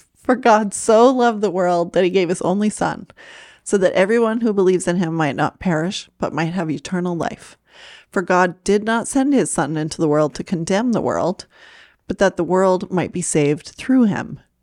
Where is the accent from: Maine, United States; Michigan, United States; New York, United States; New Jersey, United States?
Maine, United States; I'm from Maine